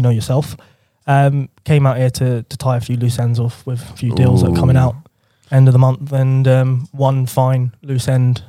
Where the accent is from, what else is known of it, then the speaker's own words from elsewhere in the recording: United Kingdom; They've been berating us about being British.